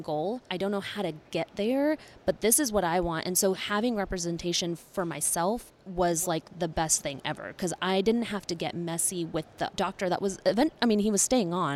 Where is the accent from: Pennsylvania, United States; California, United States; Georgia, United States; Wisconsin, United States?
Georgia, United States; Conyers; I was from Conyers